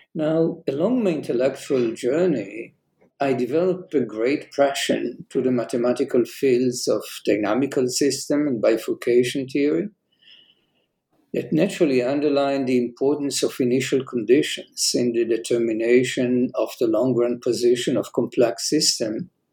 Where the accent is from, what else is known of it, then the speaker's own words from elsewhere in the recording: Jerusalem, Jerusalem District, Israel; I was uh, born and raised in Jerusalem